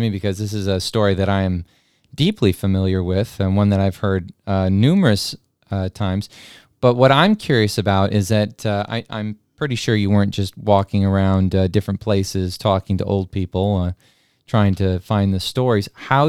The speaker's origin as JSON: {"language": "English", "region": "New Mexico", "country": "United States", "tie": "born or raised there", "said": "I grew up in New Mexico, and make no bones about it, I'm very proud of my New Mexico heritage and the history that goes into that state."}